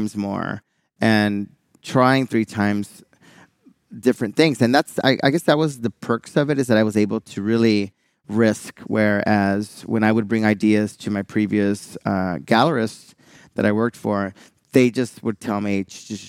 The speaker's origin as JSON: {"language": "English", "town": "Houston", "region": "Texas", "country": "United States", "said": "I'm from Houston"}